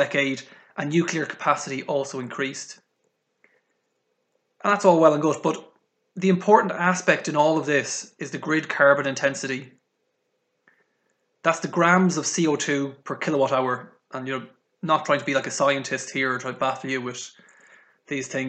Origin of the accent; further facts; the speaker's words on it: Ireland; accent: Irish; moved away; also born or lived in United Kingdom; from the accent, not very good at hiding it, but I am Irish.